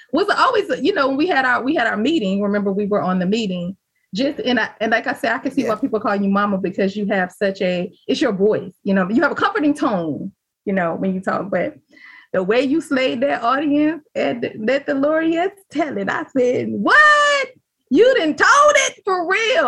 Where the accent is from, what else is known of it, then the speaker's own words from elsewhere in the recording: the South, United States; I'm from the South.